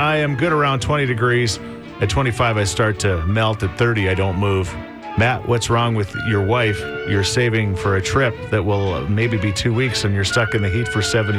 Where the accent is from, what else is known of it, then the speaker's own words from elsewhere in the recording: Ontario, Canada; moved away; But I'm also from Ontario, and we get four seasons back home when we only get winter and fire season here.